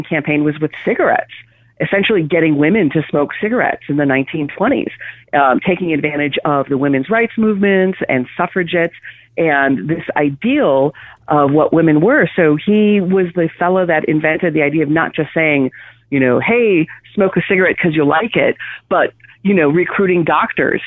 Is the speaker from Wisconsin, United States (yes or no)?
yes; Wisconsin, United States; growing up in Wisconsin